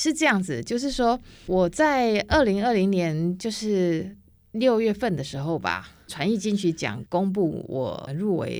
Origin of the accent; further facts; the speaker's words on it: Taiwan; first language Taiwanese Hokkien; 那再过来是我拾起我自己的母语台语，好，